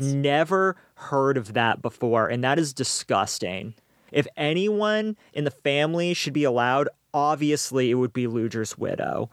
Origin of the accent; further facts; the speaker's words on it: Maine, United States; growing up in Maine